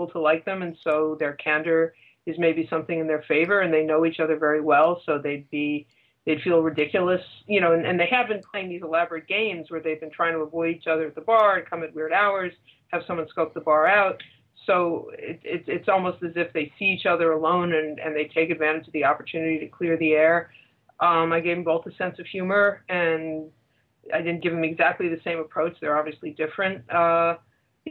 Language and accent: English; Leonia, New Jersey, United States; moved away as an adult; also born or lived in New York / Manhattan / Brooklyn / Long Island; now in Nashville, United States; I was born in New York. I grew up in New Jersey, in Leonia, New Jersey, like right over the bridge